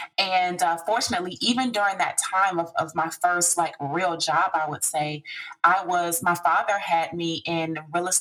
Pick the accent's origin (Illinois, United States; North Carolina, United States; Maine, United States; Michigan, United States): Illinois, United States; Chicago; I am originally from Chicago, from the south side of Chicago. I went to High Park Career Academy, High Park High School over in the Woodlawn area.